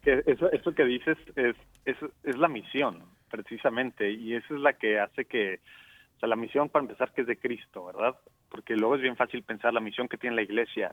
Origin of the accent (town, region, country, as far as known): Mexico; now in Dallas, United States